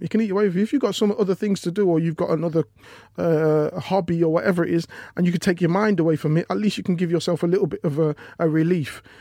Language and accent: English; Leicester, East Midlands, United Kingdom; I'm from Leicester